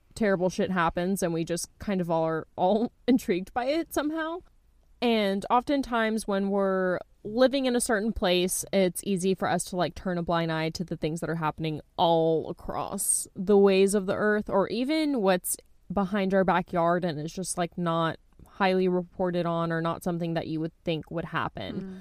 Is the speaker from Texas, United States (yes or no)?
yes; Texas, United States; I'm from Texas